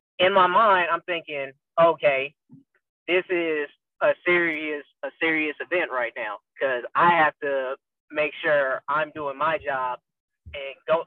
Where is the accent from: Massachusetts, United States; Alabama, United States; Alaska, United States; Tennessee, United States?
Tennessee, United States; Memphis; I was born and raised in Memphis, Tennessee